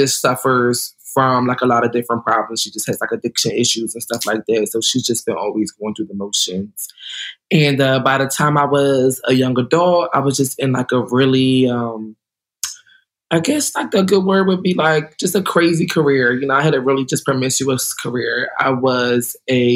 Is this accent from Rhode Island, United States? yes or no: no; New Jersey, United States; also born or lived in Puerto Rico (ancestry); I'm from New Jersey. I'm from South Jersey. I grew up with my grandparents